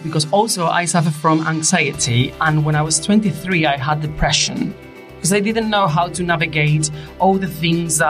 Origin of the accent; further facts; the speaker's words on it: Spain; English is a second language; moved away as an adult; also born or lived in Asturias, Spain; now in London, United Kingdom; I'm 40 years old. I'm from Spain. I live in London.